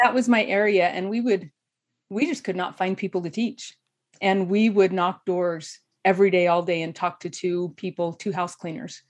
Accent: southeast Idaho, United States; moved away as an adult; also born or lived in Atlanta, Georgia; now in Utah, United States; in Idaho, we, in the southeast where I grew up

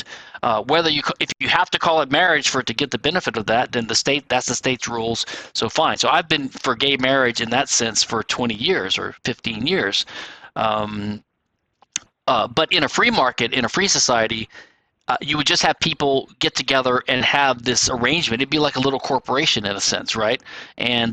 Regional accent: Louisiana, United States; my home state of Louisiana

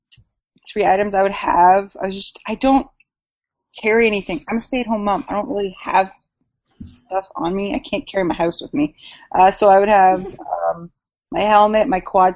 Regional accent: Canada; I'm Canadian

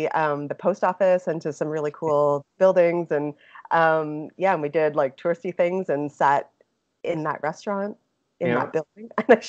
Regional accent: Toronto, Ontario, Canada; now in Vancouver, Canada; I live in Vancouver, BC. I'm originally from Toronto, and I work as a graphic designer.

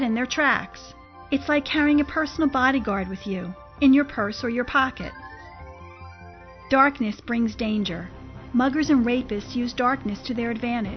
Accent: New Jersey, United States; accent: New Jersey; my New Jersey accent

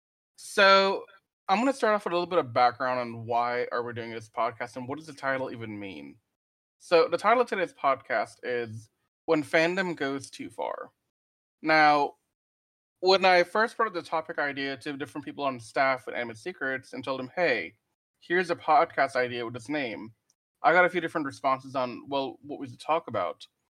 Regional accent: Louisiana, United States; Just a quick note, I'm from Louisiana, that's where I'm coming at you live from.

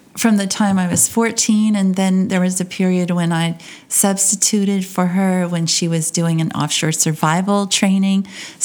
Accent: Lafayette, Louisiana, United States; also born or lived in Oberlin, Louisiana; And we lived in Oberlin till I was seven, and we moved to Lafayette. And so this has been home for a very long time.

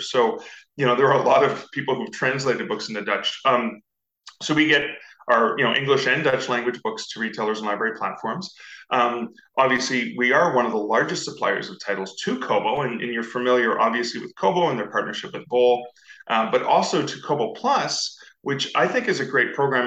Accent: Canada; I'm Canadian, uh, so I'm just north of the US

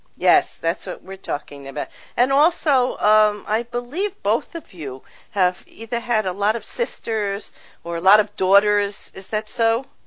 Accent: New York, United States; I grew up in New York

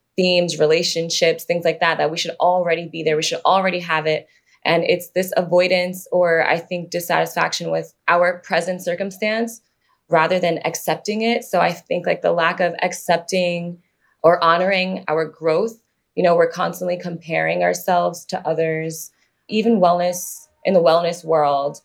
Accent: New York City, New York, United States; growing up in New York

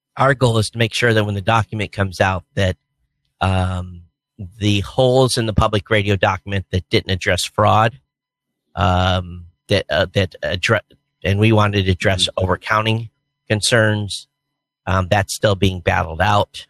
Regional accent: Hawaii, United States; I'm a guy from Hawaii

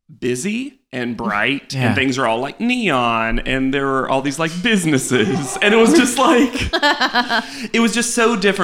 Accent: Southern United States, United States; Although I will say this, as a Southerner, no one ever says "honey" in my family like positively.

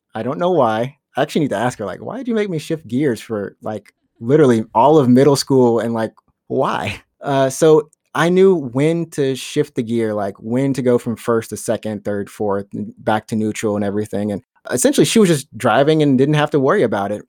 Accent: Alabama, United States; moved away; I'm from Alabama

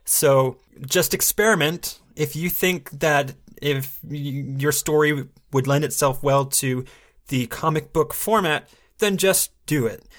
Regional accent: Fort Smith, Arkansas, United States; moved away; my hometown, Fort Smith.

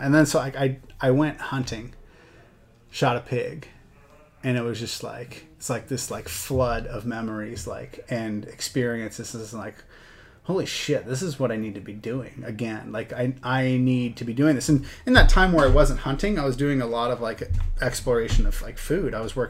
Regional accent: Washington, United States; So I grew up in Washington. My dad was, you know, got into hunting and fishing through my dad. And so spent a lot of years growing up. We had a cabin in Central Washington near Ellensburg

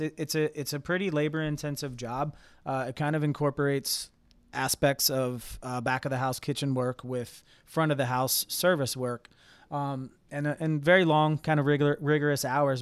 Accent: Cincinnati, Ohio, United States; moved away as an adult; now in Columbus, United States; I'm from Cincinnati, but moved to Columbus

